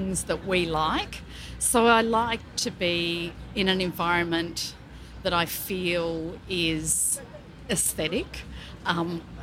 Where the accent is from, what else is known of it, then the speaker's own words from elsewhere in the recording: Melbourne, Victoria, Australia; I'm from Melbourne, Australia.